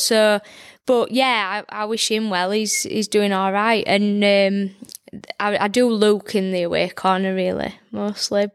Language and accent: English; Barnsley, Yorkshire and the Humber, United Kingdom; I'm from Barnsley